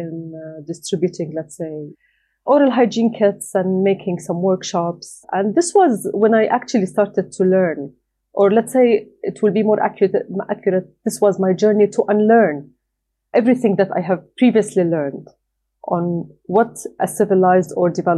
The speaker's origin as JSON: {"language": "English", "town": "Doha", "country": "Qatar", "tie": "born or raised there", "moved": "as an adult", "lives_now": "Jordan", "said": "I was born and raised outside my country. I was born and raised in Doha, Qatar"}